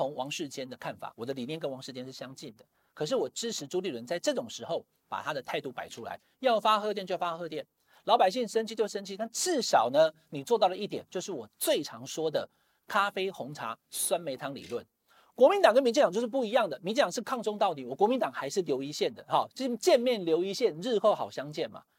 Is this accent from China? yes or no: no; Taiwan; 身为台湾人，